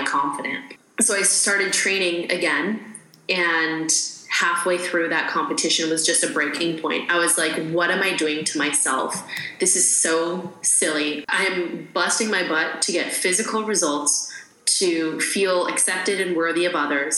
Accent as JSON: {"language": "English", "region": "Saskatchewan", "country": "Canada", "tie": "born or raised there", "also_born_or_lived": "Arizona", "moved": "as an adult", "said": "I grew up in Canada, Saskatchewan, Canada"}